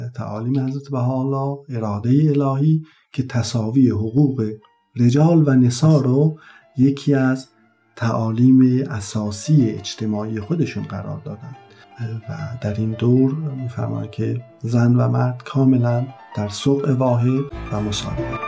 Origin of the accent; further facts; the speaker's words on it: Taft, Yazd Province, Iran; زادگاه هم تفت یزد یکی از شهرستان های اطراف یزد هست